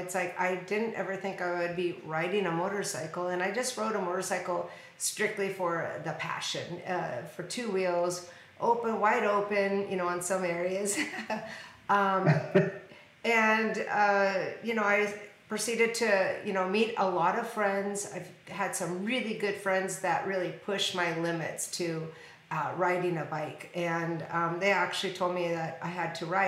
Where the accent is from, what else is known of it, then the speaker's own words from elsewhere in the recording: Washington, United States; now in Arizona, United States; I'm from Washington State